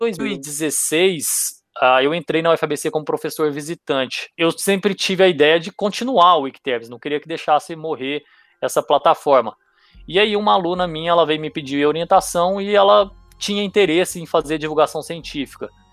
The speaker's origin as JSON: {"language": "Portuguese", "town": "Goiânia", "region": "Goiás", "country": "Brazil", "tie": "born or raised there", "also_born_or_lived": "Itumbiara, Goiás / Ribeirão Preto", "moved": "as an adult", "said": "Eu nasci, eu nasci em Tumbiara, que é na, na divisa de Goiás com Minas, mas eu com três anos de idade fui para Goiânia e passei o, a, até o, o, final da minha graduação ali com os 22 anos de idade em Goiânia"}